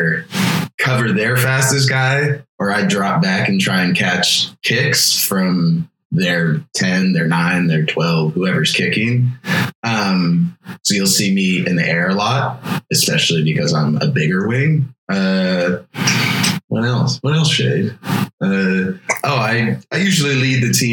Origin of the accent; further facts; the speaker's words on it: Portland, Oregon, United States; now in Austin, United States; I'm originally from Portland, Oregon